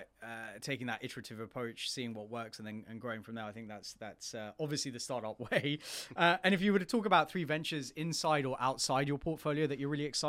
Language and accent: English; Kenya; I'm from Kenya, and Uganda is somewhere I've been and spent time in.